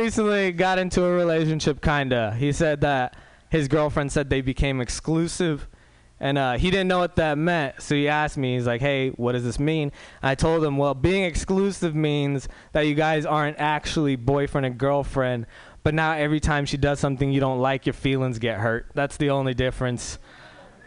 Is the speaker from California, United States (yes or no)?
yes; Walnut Creek, California, United States; I'm pretty much a white dude from Walnut Creek